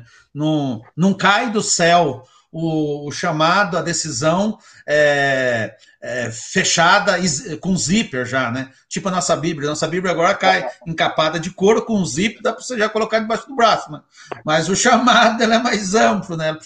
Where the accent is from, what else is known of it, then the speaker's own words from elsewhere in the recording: Siqueira Campos, Paraná, Brazil; Então, eu sou natural de Siqueira Campos, né?